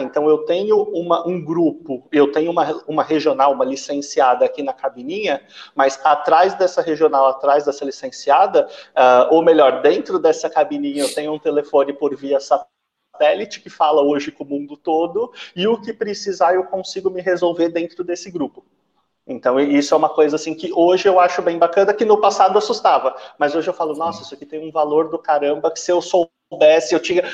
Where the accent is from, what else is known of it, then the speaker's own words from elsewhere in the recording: São Paulo, Brazil; now in Triângulo Mineiro, Brazil; hoje eu estou no Triângulo, só que eu sou de São Paulo, meu, meu sotaque já entrou eu não sou daqui